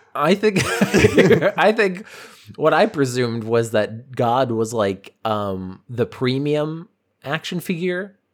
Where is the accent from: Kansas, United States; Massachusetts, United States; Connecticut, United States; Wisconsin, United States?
Massachusetts, United States; Boston; I'm from Boston.